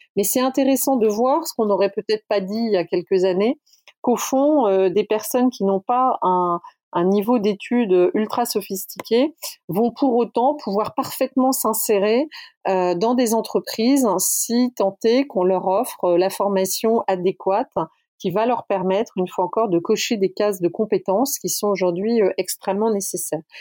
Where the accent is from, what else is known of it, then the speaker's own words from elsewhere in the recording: the South, France; On est du Sud